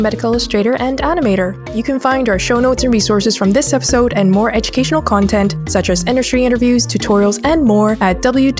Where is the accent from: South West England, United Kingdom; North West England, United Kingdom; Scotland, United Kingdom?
Scotland, United Kingdom; moved away as an adult; also born or lived in United States; I'm originally from Scotland, but I studied my master's and got my first job in the USA, in America. And in total, I lived in America on some form of visa for about 6 years.